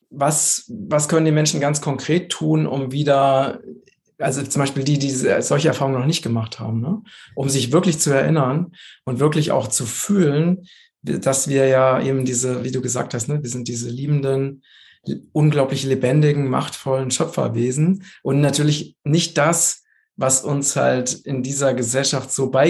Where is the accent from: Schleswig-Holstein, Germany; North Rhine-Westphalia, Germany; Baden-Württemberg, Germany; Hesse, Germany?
Hesse, Germany; Ich bin ja jetzt gerade im Moment in, in Vogelsberg, in meiner Heimat mal wieder.